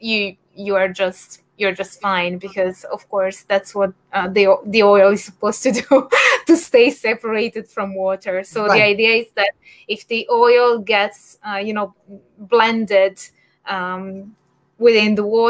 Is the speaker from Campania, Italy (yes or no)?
yes; Naples, Campania, Italy; in my home region, which is Campania, because I'm from Naples